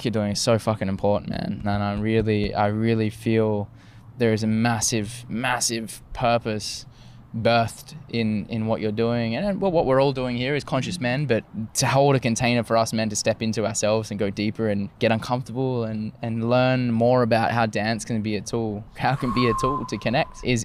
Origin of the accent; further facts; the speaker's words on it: Australia; growing up in Australia